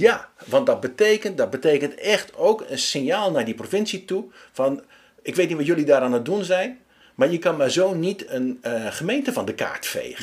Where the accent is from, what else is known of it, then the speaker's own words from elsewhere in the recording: Steenenkamer, Gelderland, Netherlands; ik kom zelf uit Stenenkamer oorspronkelijk.